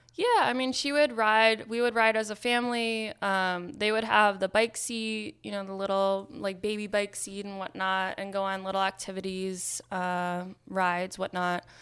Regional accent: Nyack, New York, United States; now in Maine, United States; I grew up in Nyack, New York.

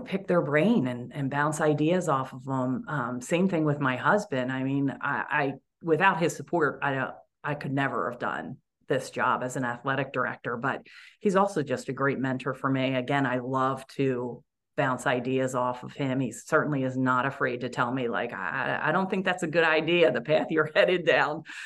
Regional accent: Audubon, Pennsylvania, United States; now in Los Angeles, United States; I grew up in Audubon, Pennsylvania

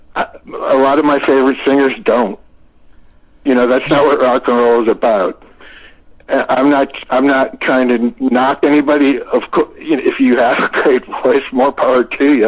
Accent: Florida, United States; moved away; I was a kid from Florida

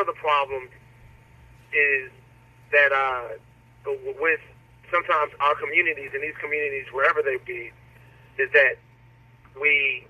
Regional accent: Baton Rouge, Louisiana, United States; I grew up in Gardier Lane, you know what I mean? Went to McKinley Middle, McKinley High, and I think that one thing that really inspired me sort of growing up was the way, the very unique way that I was reared and educated in Baton Rouge.

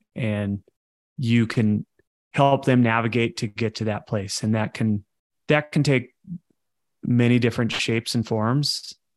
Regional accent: Coachella Valley area, California, United States; in my division in high school. La Quinta was, was in our division

